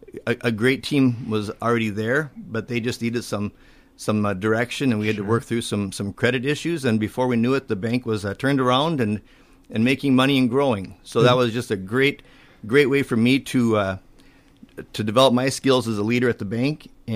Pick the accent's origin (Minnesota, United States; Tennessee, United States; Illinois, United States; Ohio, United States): Minnesota, United States; Cokato; moved away as an adult; also born or lived in St. Peter, Minnesota / Madison, Wisconsin / Ladysmith, Wisconsin; now in Northfield, United States; I'm originally from Cokato, Minnesota.